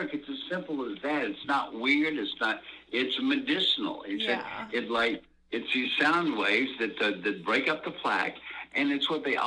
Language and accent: English; Georgia, United States; now in Los Angeles, United States; my home state